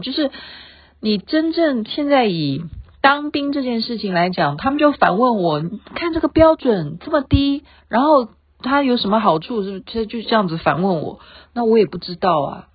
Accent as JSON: {"language": "Chinese", "country": "Taiwan", "tie": "born or raised there", "said": "毕竟我生在这里，长在这里"}